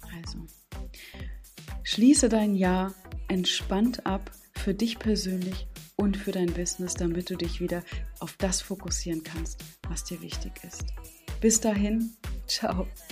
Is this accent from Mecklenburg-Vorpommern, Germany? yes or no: yes; Stralsund, Mecklenburg-Vorpommern, Germany; aus meiner Heimatstadt Stralsund